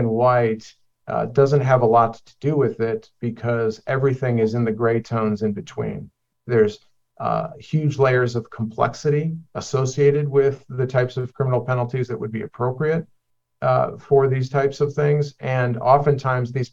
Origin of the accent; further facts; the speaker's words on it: Cleveland, Ohio, United States; a 20-year-old kid growing up in the Midwestern part of the United States in blue-collar Cleveland, Ohio